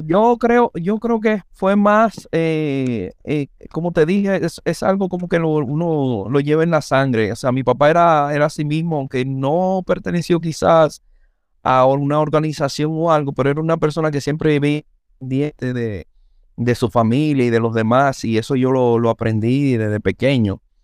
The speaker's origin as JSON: {"language": "Spanish", "town": "Santo Domingo", "region": "Distrito Nacional", "country": "Dominican Republic", "tie": "born or raised there", "also_born_or_lived": "Villa Juana, Santo Domingo", "said": "a los cuatro años nosotros nos mudamos a San Carlos. O sea, que yo realmente soy sancarleño"}